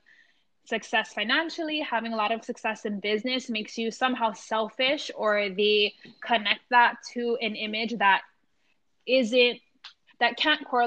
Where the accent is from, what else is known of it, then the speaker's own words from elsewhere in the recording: Hawaii, United States; growing up in Hawaii